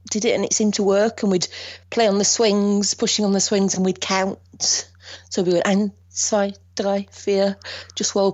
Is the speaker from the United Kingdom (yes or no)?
yes; Northern England, United Kingdom; I'm from Northern England, so it's a different setup.